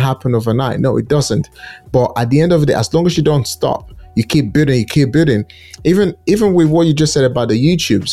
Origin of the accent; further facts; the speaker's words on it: Nigeria; now in United Kingdom; Nigeria is a country I'm so passionate about. That's my home country